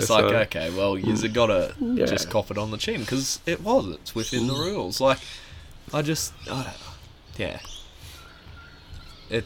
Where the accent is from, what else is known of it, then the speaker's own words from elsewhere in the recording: Australia; is it a good idea going there as an Aussie?